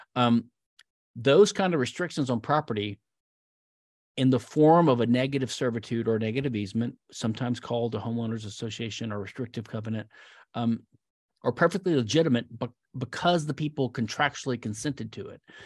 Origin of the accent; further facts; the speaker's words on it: Louisiana, United States; also born or lived in Philadelphia; now in Houston, United States; I'm from Lou, the state of Louisiana, a great state to be from